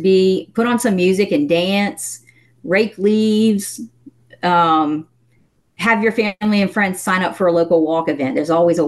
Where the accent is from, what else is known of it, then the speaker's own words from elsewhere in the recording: the South, United States; I'm from the South